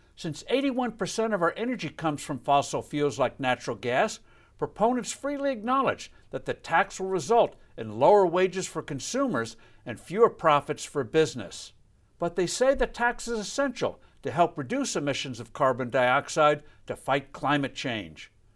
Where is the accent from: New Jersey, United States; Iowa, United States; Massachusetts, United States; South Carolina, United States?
New Jersey, United States; my home state of New Jersey